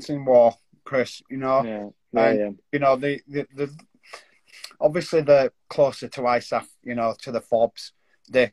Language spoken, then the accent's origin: English; Yorkshire and the Humber, United Kingdom; as a Yorkshireman